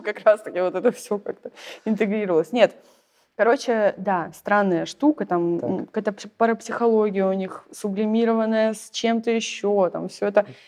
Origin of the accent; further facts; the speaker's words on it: Saint Petersburg, Russia; moved away; also born or lived in southern Russia; я из Питера, и живу сейчас на юге